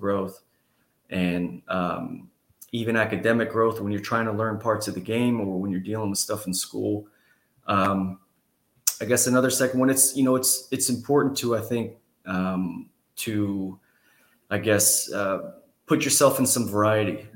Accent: Houston, Texas, United States; I was from the Houston area

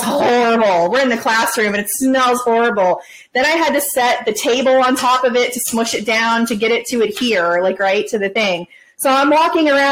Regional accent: Florida, United States; I'm from Florida

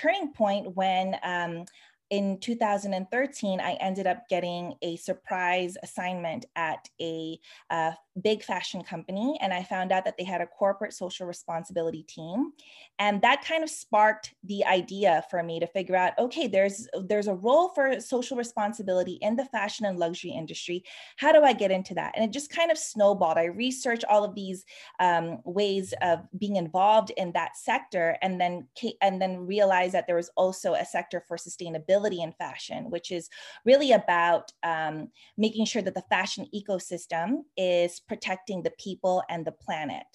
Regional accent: Sacramento, California, United States; moved away as an adult; also born or lived in New York City, United States; now in Paris, France; I'm a California native. I grew up in Sacramento, California

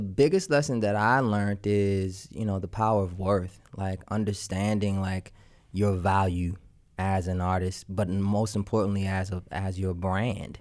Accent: Washington, District of Columbia, United States; I'm from Washington, D C

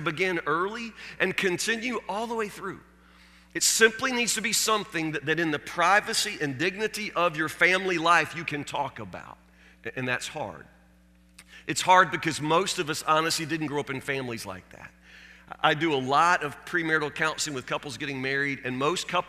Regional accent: Warren County, Kentucky, United States; When I was a kid growing up in Warren County, Kentucky

